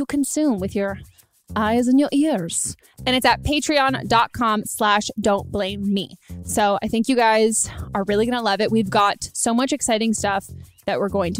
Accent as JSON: {"language": "English", "region": "California", "country": "United States", "tie": "born or raised there", "said": "I grew up in California"}